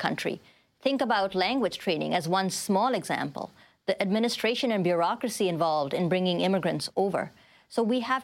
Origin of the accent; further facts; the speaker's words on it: India; now in Canada; I'm Indian